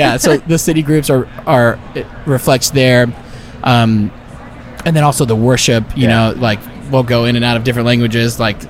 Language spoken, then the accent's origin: English; Miami, Florida, United States; moved away as an adult; I'm from Miami, so like coming back into it after being gone and, you know, being somewhere else for 7 years